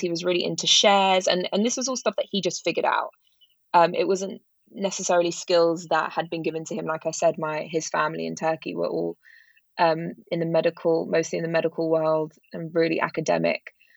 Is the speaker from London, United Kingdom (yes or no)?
yes; London, United Kingdom; I grew up in London, in West London.